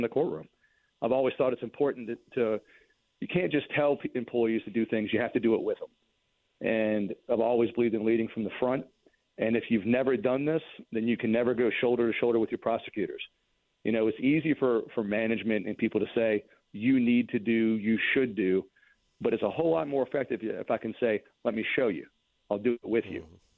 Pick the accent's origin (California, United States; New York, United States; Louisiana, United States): Louisiana, United States; Mandeville; I'm from Mandeville